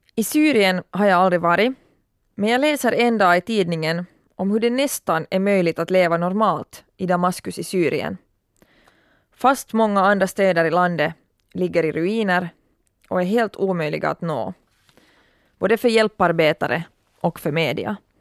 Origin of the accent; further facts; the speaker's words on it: Turku, Southwest Finland, Finland; min hemstad Åbo